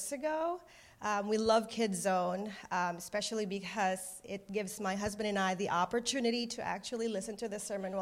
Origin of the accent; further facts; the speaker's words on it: Philippines; moved away; I was born and raised in the Philippines